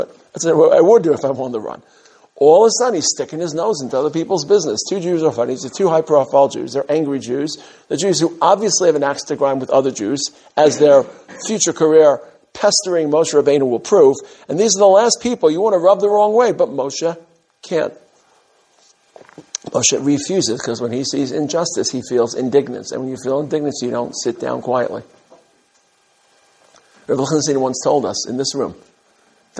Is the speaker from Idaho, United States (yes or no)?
no; New York City, New York, United States; I grew up in Brooklyn.